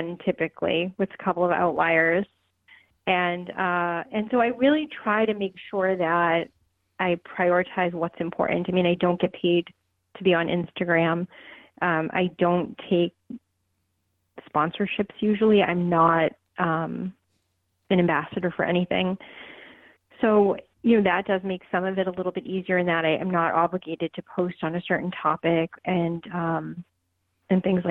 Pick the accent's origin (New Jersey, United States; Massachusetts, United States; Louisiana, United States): Massachusetts, United States; Boston; I grew up in Boston